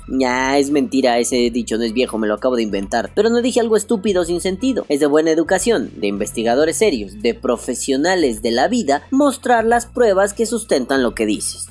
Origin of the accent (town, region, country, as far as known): Mexico